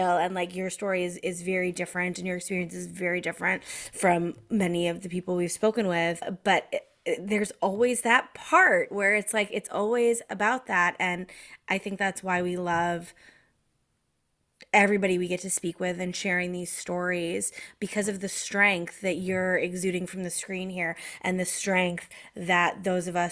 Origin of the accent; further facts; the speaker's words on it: Massachusetts, United States; also born or lived in Connecticut; I was educated in Massachusetts from the age of 10 through high school